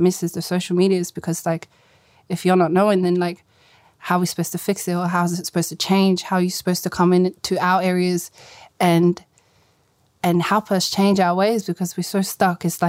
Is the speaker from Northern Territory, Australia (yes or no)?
no; Sydney, New South Wales, Australia; I grew up in South Granville my whole life, lived there with all my Habibs.